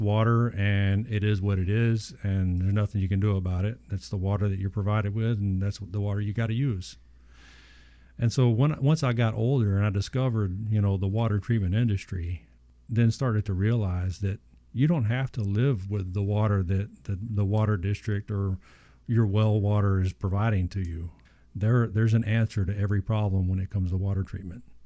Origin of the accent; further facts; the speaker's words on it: Southeast Texas, United States; when I was younger, growing up in Southeast Texas, we had well water